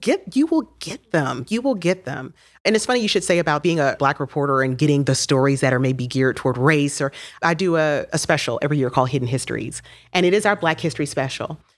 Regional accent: Miami, Florida, United States; moved away as an adult; now in Knoxville, United States; I'm from Miami, so my free internship in Miami worked out 'cause I was still at my parents' house

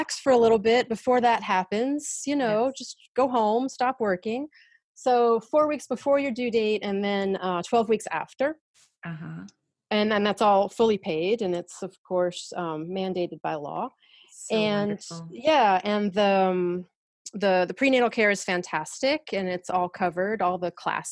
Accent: United States; moved away as an adult; now in France; being an American going through it here

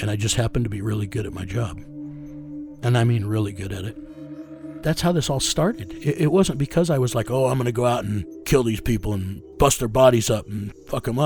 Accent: United States; I'm a first generation American. My mother's Mexican and Comanche Indian

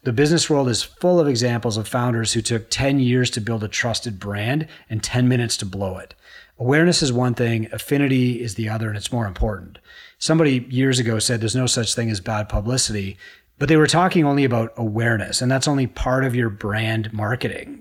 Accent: Canada; I'm a Canadian

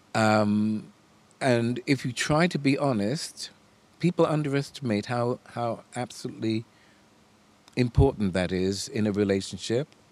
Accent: United States; moved away; I was born in America

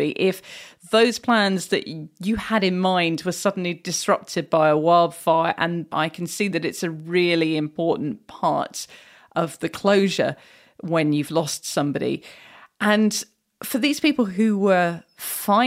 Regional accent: United Kingdom; as a Brit

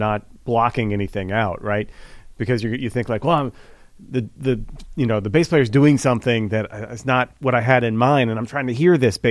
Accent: Missouri, United States; I'm from Missouri

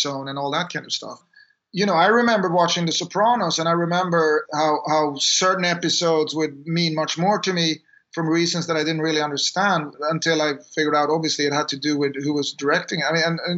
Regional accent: Sweden; we grew up in Sweden

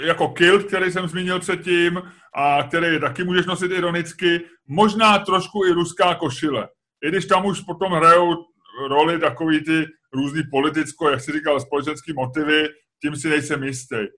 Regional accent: Czechia; jsme z Česka

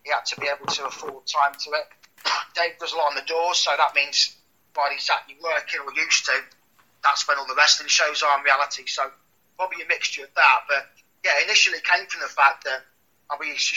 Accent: Leicester, East Midlands, United Kingdom; I was back in my hometown, Leicester.

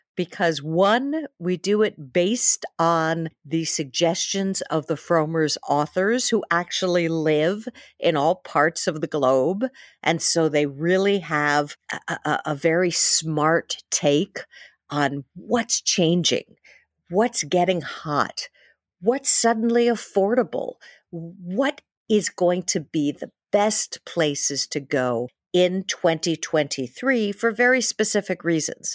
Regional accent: New York City, New York, United States; I'm from New York City, where one out of every four people was born in a different country, uh, which was why I love living in New York City

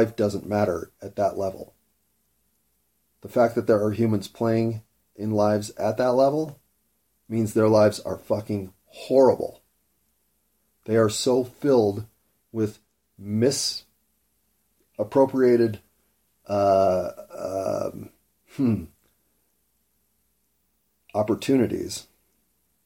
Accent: United States; born or raised there

